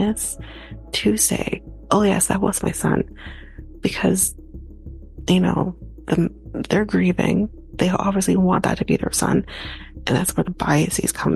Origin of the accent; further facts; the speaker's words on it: Canada; we're Canadian